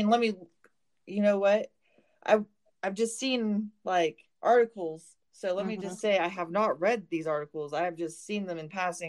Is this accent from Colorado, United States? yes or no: yes; Colorado, United States; also born or lived in Georgia, United States; I basically say I got to back to Colorado as quick as I could because, dad moved us here and he was like, hey, look at this wonderful, beautiful state and fall in love and let me tear you away from it and take you back to Texas.